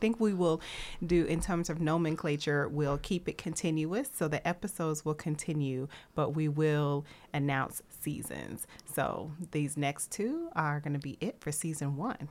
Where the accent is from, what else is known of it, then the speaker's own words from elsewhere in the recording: Nashville, Tennessee, United States; I'm from Nashville